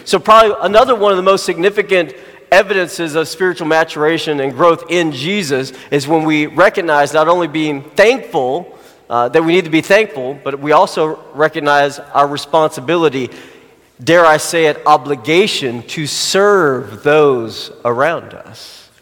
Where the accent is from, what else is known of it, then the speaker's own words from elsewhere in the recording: Arkansas, United States; Arkansas is my hometown, grown, born, born and raised there